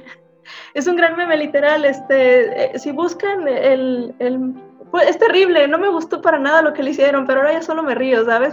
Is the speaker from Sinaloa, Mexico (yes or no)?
yes; Navolato, Sinaloa, Mexico; also born or lived in Guadalajara; nací en Sinaloa, este, en un pueblo específicamente llamado Nabolato, este, cerca de Culiacán